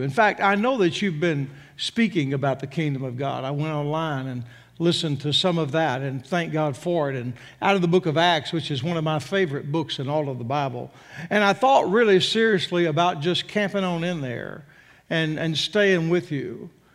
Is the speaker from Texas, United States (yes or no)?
yes; Texas, United States; moved away as an adult; also born or lived in Arkansas; born and raised in Texas